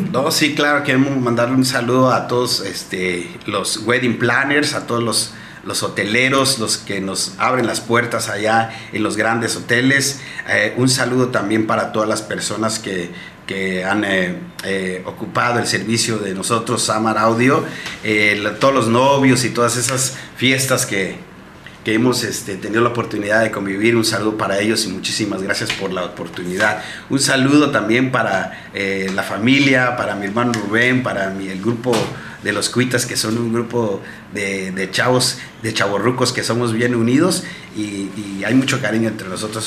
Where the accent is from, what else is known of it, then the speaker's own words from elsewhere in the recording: Huatulco, Oaxaca, Mexico; yo soy nativo de aquí, de Santa Cruz, Huatulco